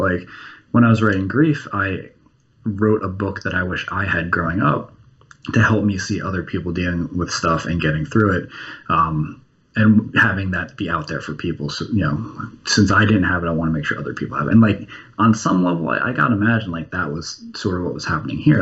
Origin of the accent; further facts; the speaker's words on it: New Jersey, United States; I grew up in New Jersey, directly across the bay from Manhattan.